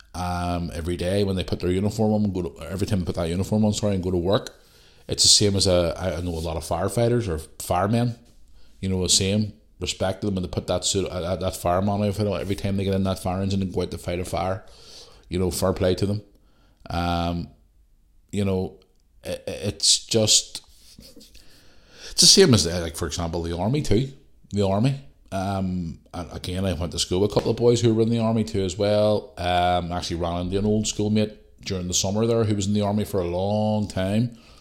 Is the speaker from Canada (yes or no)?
no; Belfast, Northern Ireland, United Kingdom; also born or lived in Bangor; I grew up in Belfast